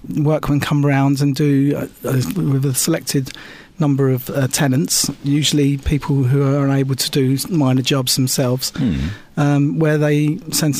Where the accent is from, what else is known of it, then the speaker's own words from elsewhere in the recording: Epping, East of England, United Kingdom; there was a hospital in my hometown, which is Epping